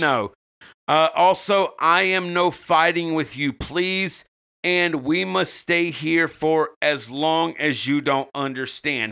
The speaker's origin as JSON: {"language": "English", "region": "the South", "country": "United States", "said": "As a Southerner"}